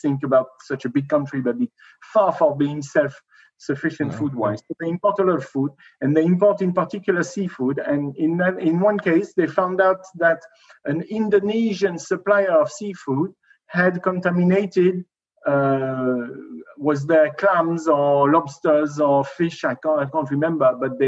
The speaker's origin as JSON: {"language": "English", "area": "near the tri-border area of France, Germany and Switzerland", "region": "Grand Est", "country": "France", "tie": "born or raised there", "moved": "yes", "said": "I was born near the Dreiländer Ecke between France, Germany, and Switzerland"}